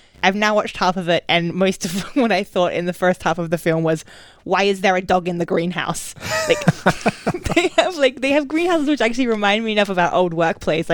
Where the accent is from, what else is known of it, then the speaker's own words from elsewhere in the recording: Australia; moved away; as an Australian